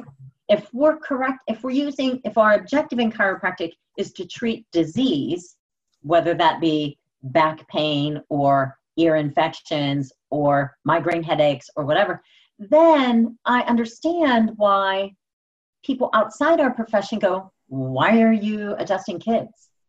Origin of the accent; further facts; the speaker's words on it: Pittsburgh, Pennsylvania, United States; I'm born and raised in Pittsburgh.